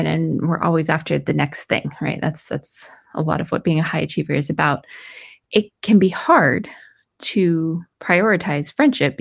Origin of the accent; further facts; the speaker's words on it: Vermont, United States; moved away; I grew up in Vermont, which is actually where I'm recording this because I'm here helping my mom recover